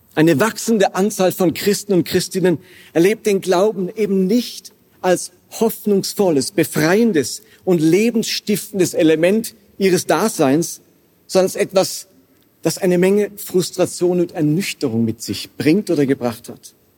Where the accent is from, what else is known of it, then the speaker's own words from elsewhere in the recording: Karlsruhe, Baden-Württemberg, Germany; moved away; also born or lived in Basel; ich stamme aus Karlsruhe ursprünglich